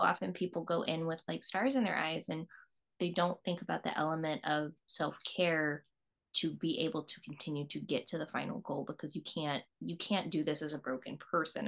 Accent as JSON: {"language": "English", "region": "East Coast", "country": "United States", "tie": "born or raised there", "also_born_or_lived": "Virginia", "moved": "yes", "said": "I grew up on the East Coast"}